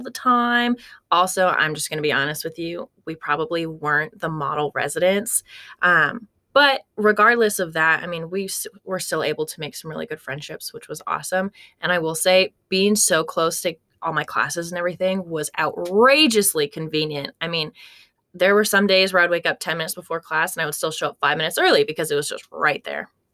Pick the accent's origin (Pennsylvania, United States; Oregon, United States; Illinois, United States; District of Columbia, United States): Oregon, United States; Corvallis; now in Arkansas, United States; I'm originally from Corvallis, Oregon, so a little far away